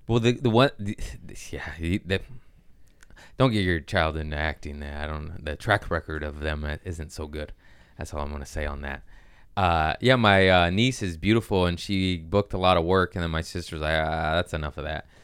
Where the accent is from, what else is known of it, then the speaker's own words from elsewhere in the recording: Torrance, California, United States; I grew up in Torrance, which is a nice area